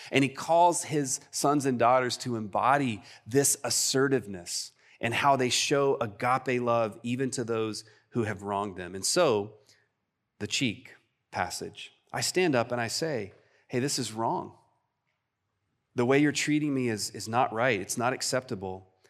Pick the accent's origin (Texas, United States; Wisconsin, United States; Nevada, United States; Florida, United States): Texas, United States; I'm too Texan and Southern for